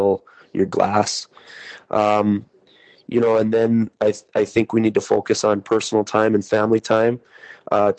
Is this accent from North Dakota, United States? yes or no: yes; North Dakota, United States; accent: North Dakota accent with a bit of Canadian; now in Minot, United States; my North Dakota accent and a little bit of Canadian accent maybe mixed in there as well